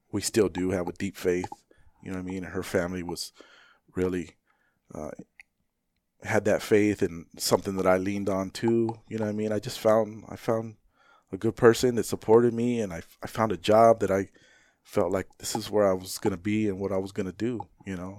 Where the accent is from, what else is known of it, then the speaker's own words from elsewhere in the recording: Phoenix, Arizona, United States; where I grew up in Maryvale, I grew up, you know, I graduated in ninety-four